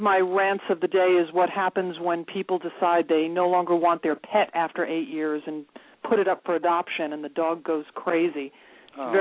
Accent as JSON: {"language": "English", "town": "New York City", "region": "New York", "country": "United States", "said": "I'm from Queens"}